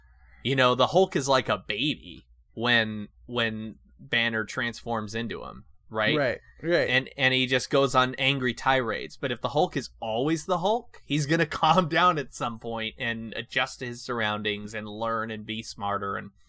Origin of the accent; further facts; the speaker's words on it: California, United States; moved away; I grew up in California.